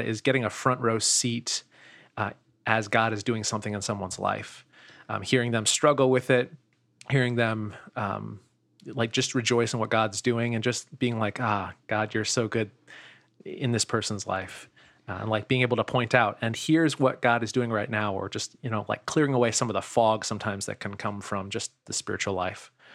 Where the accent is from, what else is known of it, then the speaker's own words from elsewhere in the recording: Steubenville, Ohio, United States; now in Sanford, United States; I'm originally yeah. from Steubenville, Ohio